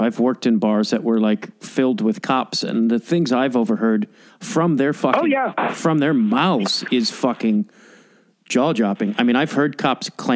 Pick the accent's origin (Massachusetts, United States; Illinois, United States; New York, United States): Illinois, United States; Chicago; I grew up in Chicago.